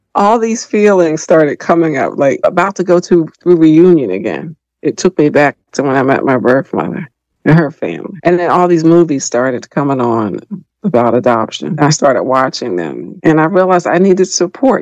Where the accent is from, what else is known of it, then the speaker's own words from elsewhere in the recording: Philadelphia, Pennsylvania, United States; moved away as an adult; now in Washington, D.C. area, United States; I grew up in Philadelphia, PA.